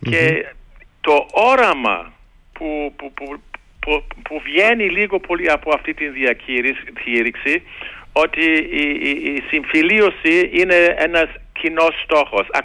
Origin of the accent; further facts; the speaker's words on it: Germany; Το λέω και τώρα ως Γερμανός. Και εμείς οι Γερμανοί